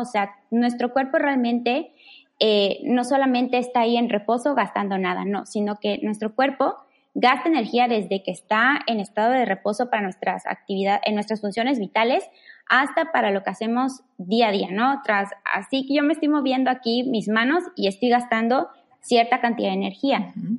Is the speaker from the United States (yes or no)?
no; Mérida, Yucatán, Mexico; soy orgullosamente yucateca, originaria de Mérida